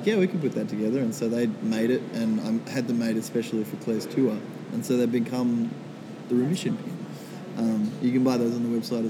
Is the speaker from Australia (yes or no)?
yes; Minnamurra, near Kiama, New South Wales, Australia; Minamara, which is down near Kiama. It's about 2 hours south of Sydney, and that's kind of where I have grown up the last 10 years or so.